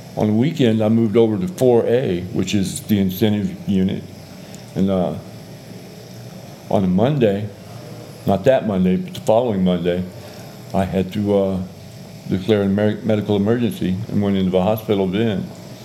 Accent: Georgia, United States; also born or lived in England / Texas; And then we came over here, and we went to Texas, where he retired out of the Air Force. And then we went to Georgia, and that's where I grew up

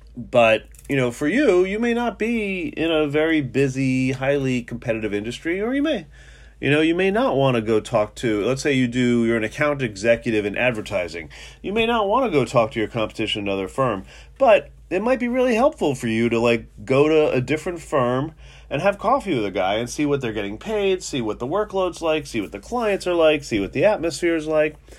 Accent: New York City, New York, United States; now in Philadelphia, United States; I was brought up in New York and Manhattan

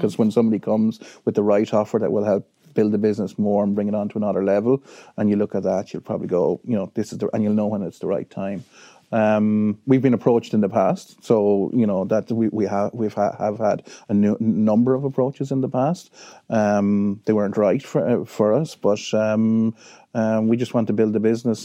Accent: Wexford, Leinster, Ireland; I'm from Wexford. Um, I'm very proud of being from Wexford.

